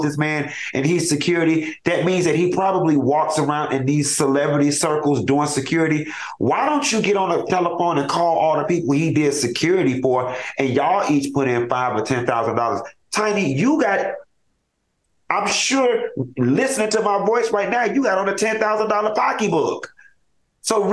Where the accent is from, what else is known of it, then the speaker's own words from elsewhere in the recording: Florida, United States; I'm born and raised in Florida